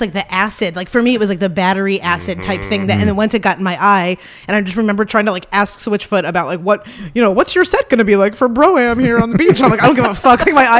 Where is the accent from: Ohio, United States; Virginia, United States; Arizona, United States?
Ohio, United States; I'm from Ohio.